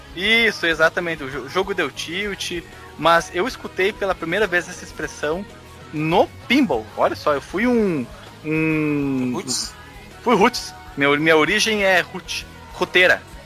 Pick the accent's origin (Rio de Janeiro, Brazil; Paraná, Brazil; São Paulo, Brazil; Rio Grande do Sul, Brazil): Rio Grande do Sul, Brazil